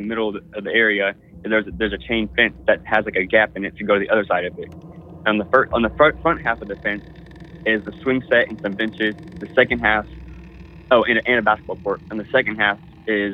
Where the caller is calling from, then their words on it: Houston, Texas, United States; calling from Space City itself, Houston, Texas